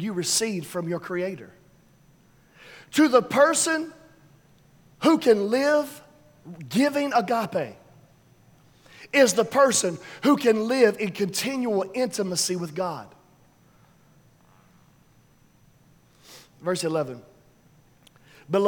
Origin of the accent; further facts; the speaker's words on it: New York City, New York, United States; We're from the South Bronx